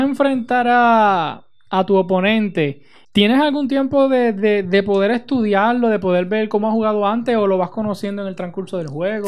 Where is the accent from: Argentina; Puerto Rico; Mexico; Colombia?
Puerto Rico; Utuado